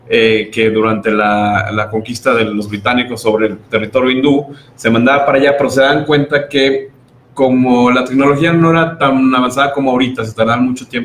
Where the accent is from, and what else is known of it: Mexico